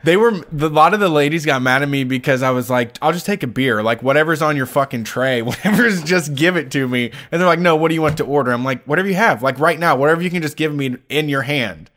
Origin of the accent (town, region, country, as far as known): Ohio, United States